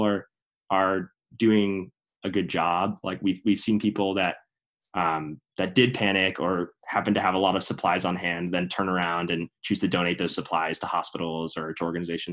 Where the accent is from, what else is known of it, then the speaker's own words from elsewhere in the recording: Princeton, New Jersey, United States; This is my hometown